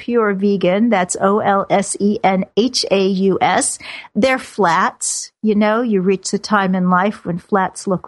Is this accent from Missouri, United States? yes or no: yes; Kansas City, Missouri, United States; moved away; I grew up in Kansas City where football is a sacrament